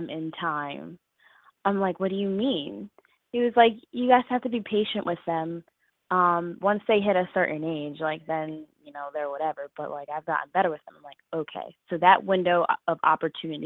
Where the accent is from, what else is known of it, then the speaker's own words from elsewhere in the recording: Philadelphia, Pennsylvania, United States; I'm 21. I'm from Philadelphia